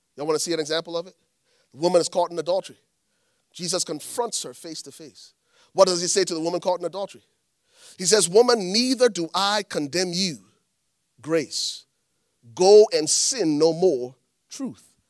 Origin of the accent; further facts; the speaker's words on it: Liberia; moved away; I'm from Liberia. Growing up in Liberia